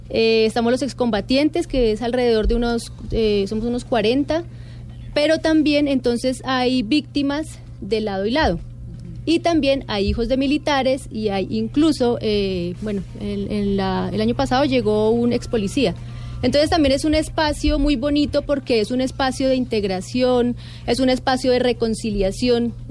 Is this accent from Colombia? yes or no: yes; Colombia; somos la delegación colombiana y entonces como es una escuela donde van alrededor de 150 países diferentes, y nosotros somos la delegación colombiana